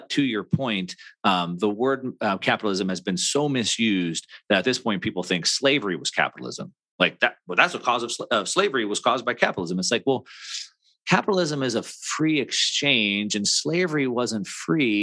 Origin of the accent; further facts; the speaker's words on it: California, United States; I'm from California.